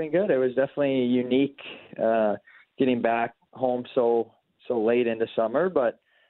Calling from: Maple Grove, Minnesota, United States; I'm at home in Maple Grove, Minnesota.

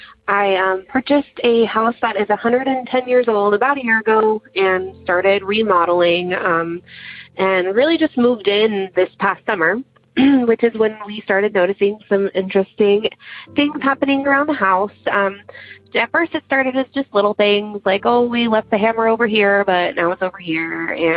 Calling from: Central Valley of California, United States; I'm calling from the Central Valley of California.

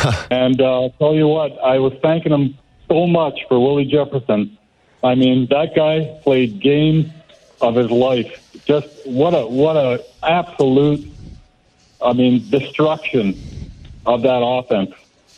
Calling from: Mexico; I'm calling from Mexico, about 20 miles north of Busarias

